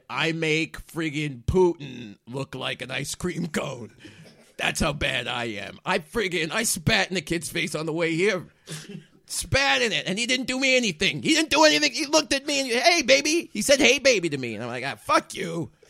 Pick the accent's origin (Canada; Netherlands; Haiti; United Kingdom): United Kingdom; Sorry, I realize I am British, so I call it the toilet.